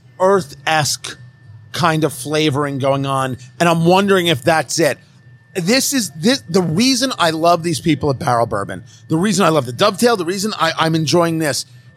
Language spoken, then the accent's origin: English; Middletown, New Jersey, United States; growing up in Jersey, you knew how to get from one place to another based on where the diner was.